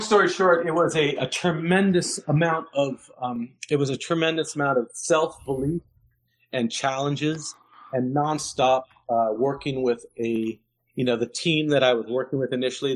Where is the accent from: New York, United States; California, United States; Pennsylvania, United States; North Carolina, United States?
New York, United States; New York City; I grew up in New York